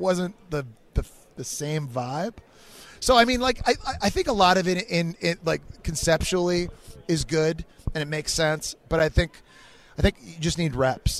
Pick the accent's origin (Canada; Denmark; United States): Canada; we're both Canadian